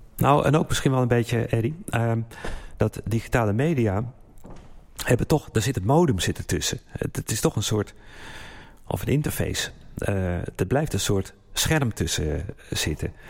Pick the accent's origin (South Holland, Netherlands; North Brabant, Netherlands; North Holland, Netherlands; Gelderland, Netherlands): North Holland, Netherlands; Haarlem; moved away; also born or lived in Geneva; we zijn nu in Haarlem, dit is mijn geboortestad. Ik woon er 26 jaar niet meer.